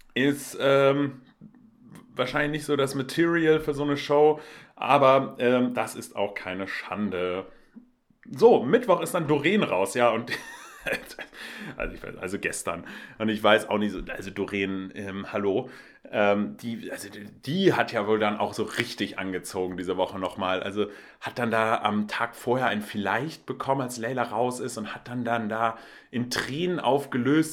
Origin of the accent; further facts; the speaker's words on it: Hamburg, Germany; Ich komme ja auch aus Hamburg, bin äh, Lokalpatriot